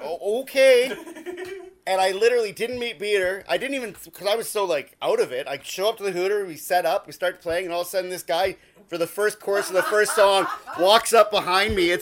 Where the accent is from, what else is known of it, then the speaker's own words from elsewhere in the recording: Dauphin, Manitoba, Canada; moved away; I'm from Dauphin